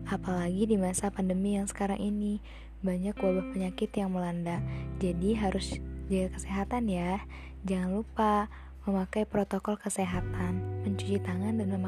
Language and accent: Indonesian; Lampung, Indonesia; Asal aku dari Lampung.